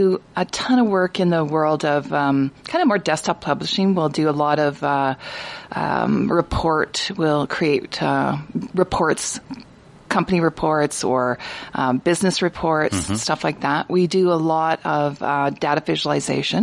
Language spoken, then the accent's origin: English; central Alberta, Canada; moved away as an adult; also born or lived in Red Deer, Alberta; now in Prince George, Canada; I grew up in central Alberta